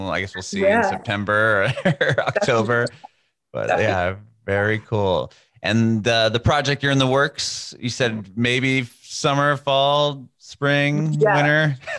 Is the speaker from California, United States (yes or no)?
yes; San Diego, California, United States; now in Nashville, United States; I'm in Nashville now, but I'm born and raised in San Diego